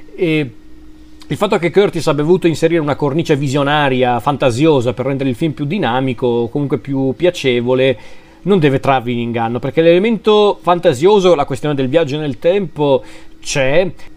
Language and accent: Italian; Lombardy, Italy; sono lombardo